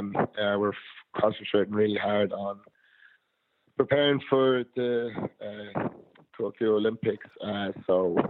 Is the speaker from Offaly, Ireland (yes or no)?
yes; Tullamore, Offaly, Ireland; my hometown, Tullamore